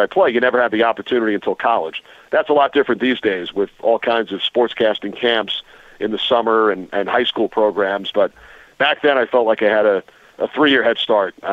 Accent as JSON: {"language": "English", "town": "Port Washington", "region": "New York", "country": "United States", "tie": "born or raised there", "said": "I grew up on Long Island. I went to Schreiber High School in Port Washington"}